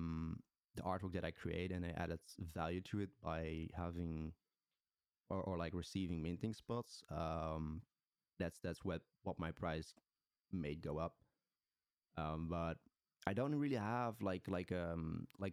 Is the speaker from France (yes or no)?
no; Netherlands; I'm from the Netherlands.